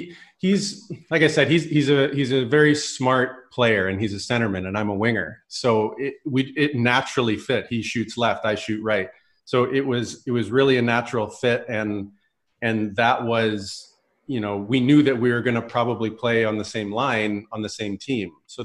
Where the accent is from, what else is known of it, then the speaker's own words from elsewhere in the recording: Red Deer, Alberta, Canada; Yeah, I grew up in Red Deer, Alberta.